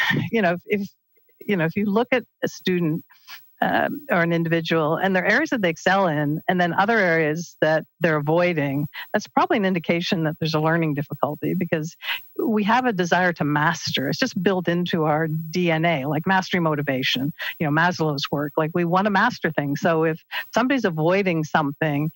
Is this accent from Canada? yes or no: yes; Peterborough, Ontario, Canada; the house that I grew up in Peterborough